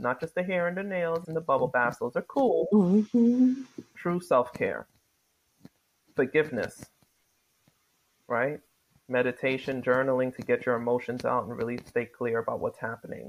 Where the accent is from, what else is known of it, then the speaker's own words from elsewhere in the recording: New York City, New York, United States; I grew up in New York City